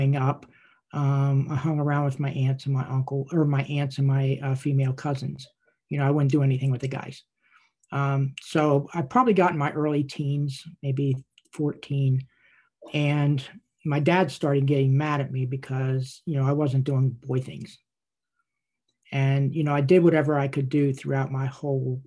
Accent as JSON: {"language": "English", "town": "Wormleysburg", "region": "Pennsylvania", "country": "United States", "tie": "born or raised there", "said": "I was born and raised in a little town in Cumberland County, Pennsylvania, called Wormleysburg"}